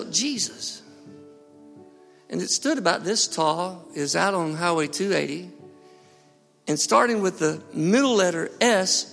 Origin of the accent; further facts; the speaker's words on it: Harpersville, Alabama, United States; I grew up in Harpersville. My parents had a chicken farm